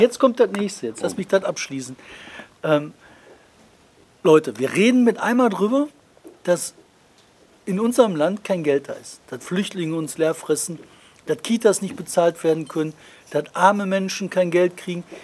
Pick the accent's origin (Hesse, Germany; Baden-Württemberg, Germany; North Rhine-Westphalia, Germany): North Rhine-Westphalia, Germany; Bottrop; bei uns in Bottrop